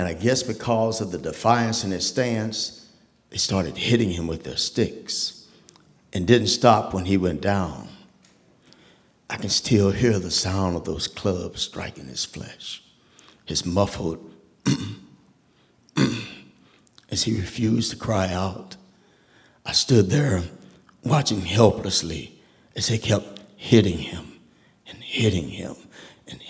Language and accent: English; Tulsa, Oklahoma, United States; I grew up in Tulsa, Oklahoma